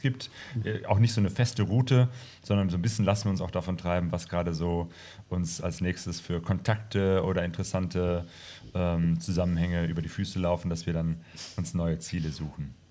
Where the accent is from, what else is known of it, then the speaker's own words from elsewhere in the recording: Bergisch Gladbach, North Rhine-Westphalia, Germany; also born or lived in Hattingen / Bochum / Witten / Remagen; now in Essen, Germany; ursprünglich äh, komme ich aus Bergestadtbach bei Köln